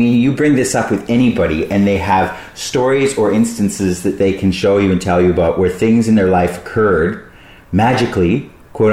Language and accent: English; Brisbane, Queensland, Australia; Brisbane, my hometown